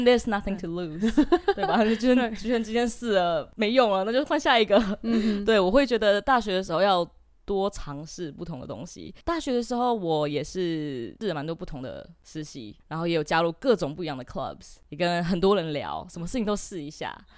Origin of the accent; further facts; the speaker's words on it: California, United States; moved away as an adult; now in Taiwan; 虽然我在美国出生